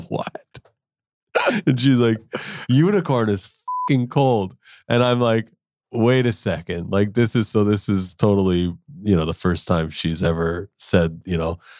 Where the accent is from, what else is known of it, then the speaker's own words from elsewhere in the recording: Winnipeg, Manitoba, Canada; now in Vancouver, Canada; I grew up in Winnipeg